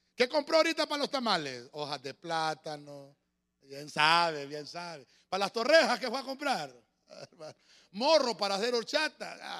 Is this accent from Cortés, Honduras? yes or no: no; Tegucigalpa, Francisco Morazán, Honduras; los que somos de aquí de Tegucigalpa, allá por la década de los 80